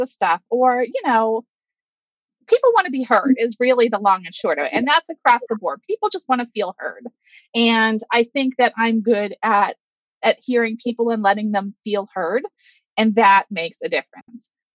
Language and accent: English; Pittsburgh, Pennsylvania, United States; I am from Pittsburgh, Pennsylvania